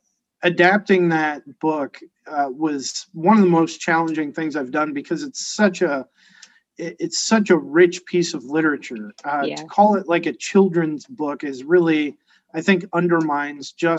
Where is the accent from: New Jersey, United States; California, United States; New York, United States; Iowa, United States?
Iowa, United States; Cedar Rapids; I grew up in Cedar Rapids, Iowa